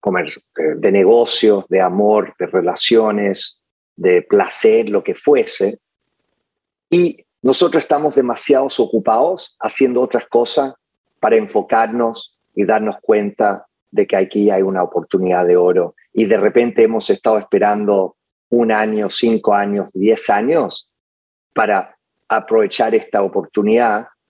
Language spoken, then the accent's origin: Spanish; Santiago, Santiago Metropolitan Region, Chile; moved away; yo de niño um, fui criado por mi abuela um, en Santiago